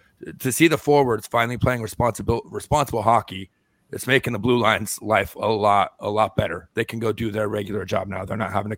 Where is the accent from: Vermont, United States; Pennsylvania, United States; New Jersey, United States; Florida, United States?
Florida, United States; North; now in Tampa, United States; we grew up in North Florida